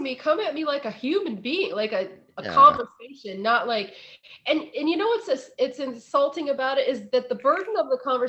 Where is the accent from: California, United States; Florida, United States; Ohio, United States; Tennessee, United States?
Ohio, United States; I'm from Ohio.